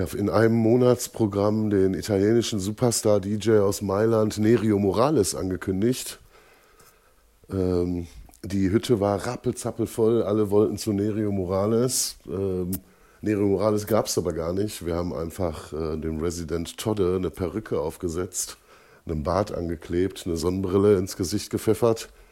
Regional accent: Holzwickede, North Rhine-Westphalia, Germany; Ich komme aus Holzwickede, das liegt zwischen Dortmund und Unna

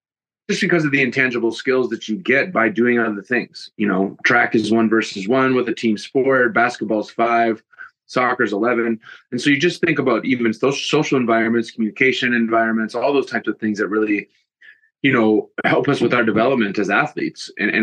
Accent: Green Bay, Wisconsin, United States; moved away as an adult; also born or lived in Chicago / London; I grew up in Green Bay

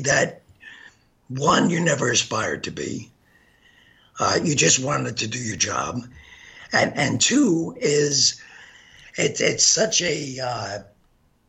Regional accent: New York City, New York, United States; now in Wisconsin, United States; I grew up in Brooklyn. My mom worked in a bank.

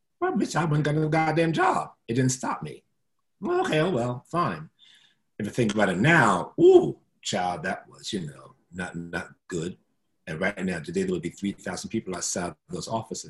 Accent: New York City, New York, United States; also born or lived in Castle Hill, Bronx; I moved from the South Bronx on Freeman Street, on Clinton Avenue, on 69th Street, Nicotona Park is where I grew up.

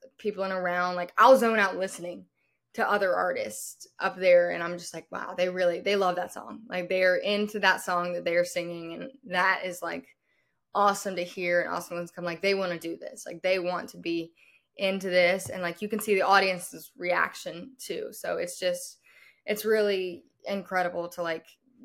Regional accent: Louisiana, United States; moved away as an adult; also born or lived in Nashville; I'm from Louisiana. That's where I'm at right now for the summer

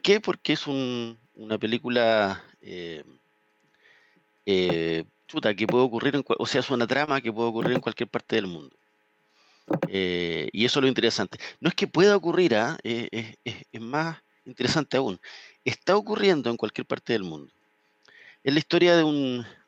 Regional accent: Chile; uno como chileno

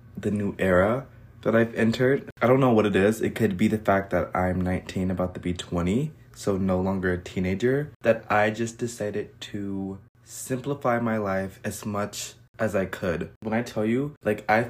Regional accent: United States

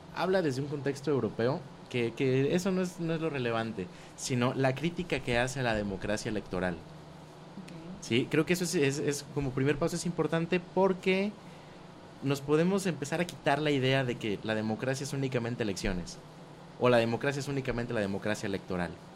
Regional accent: Mexico; nosotros como mexicanos

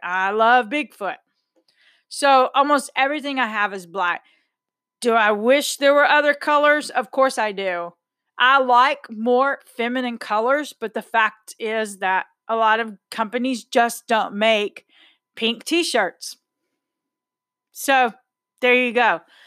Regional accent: Texas, United States; I'm a Texan

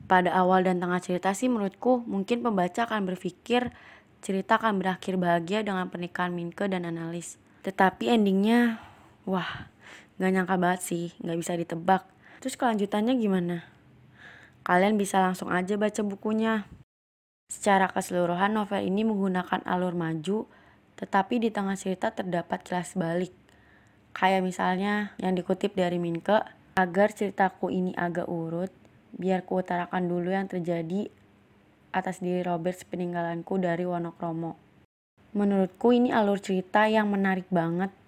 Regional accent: Java, Indonesia; aku langsung keinget kampungku di Jawa

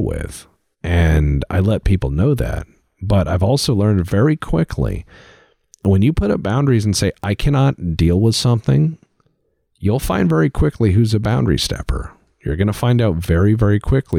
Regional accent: United States; as an American

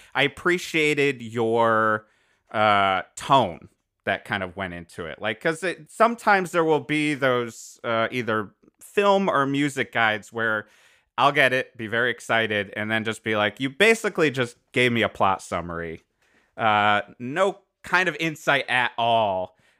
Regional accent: Cheshire, Connecticut, United States; I grew up in Connecticut.

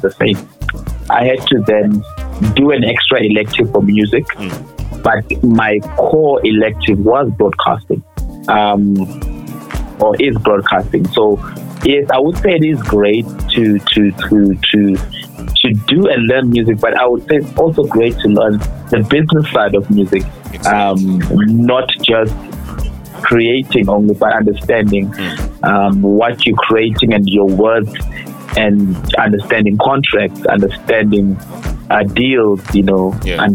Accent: Limpopo, South Africa; I'm Tsonga, by the way, I'm from Limpopo.

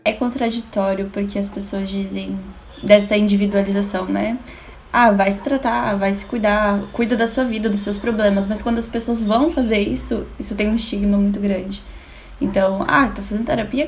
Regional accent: Florianópolis, Santa Catarina, Brazil; sou de Floripa, sou do Brasil aqui

